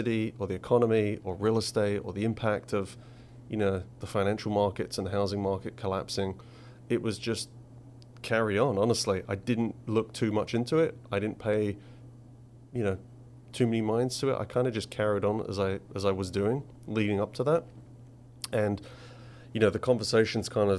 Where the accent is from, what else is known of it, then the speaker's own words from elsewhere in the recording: Essex, East of England, United Kingdom; moved away; I grew up in Essex